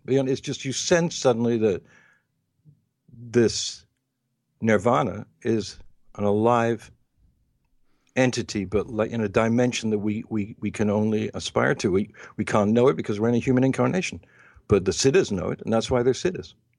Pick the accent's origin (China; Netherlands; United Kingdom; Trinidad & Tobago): United Kingdom; England; moved away; also born or lived in United States; when I was growing up in England and then in the United States